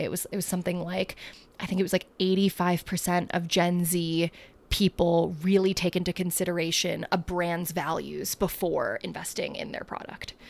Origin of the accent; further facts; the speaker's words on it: United States; I'm not an immigrant. I was born here